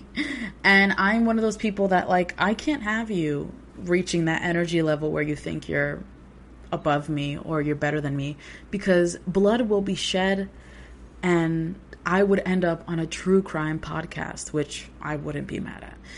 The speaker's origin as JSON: {"language": "English", "town": "New York City", "region": "New York", "country": "United States", "tie": "born or raised there", "said": "born and raised in New York City"}